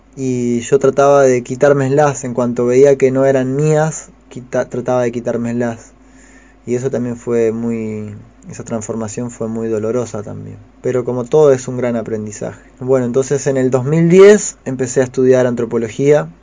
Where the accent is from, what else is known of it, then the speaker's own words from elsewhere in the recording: Concordia, Entre Ríos, Argentina; nacido en Concordia, en Entre Ríos, en, en octubre de 1983. Me crié ahí en Concordia, hice la primaria y la secundaria